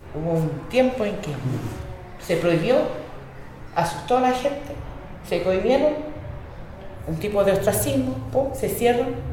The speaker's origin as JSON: {"language": "Spanish", "area": "Rapa Nui", "region": "Valparaíso", "country": "Chile", "first_language": "Spanish", "said": "Todas las familias Rapanui somos el pilar fundamental para mantener este idioma"}